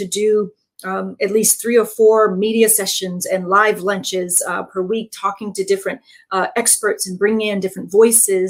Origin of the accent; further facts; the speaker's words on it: Georgia, United States; moved away; I'm originally from Georgia